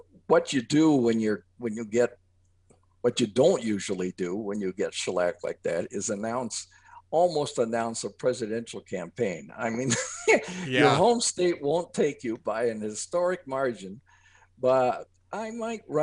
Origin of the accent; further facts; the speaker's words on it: Cleveland, Ohio, United States; I was growing up in the Cleveland suburbs